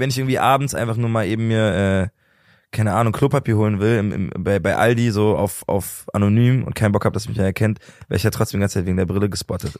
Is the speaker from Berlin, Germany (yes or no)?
yes; Berlin, Germany; ich komme aus Berlin, ich lebe immer noch da und ich find's immer noch super geil